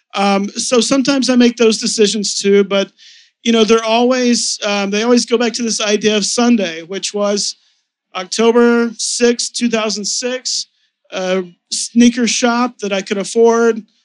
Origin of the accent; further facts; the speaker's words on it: Texas, United States; now in New York, United States; I was raised in Texas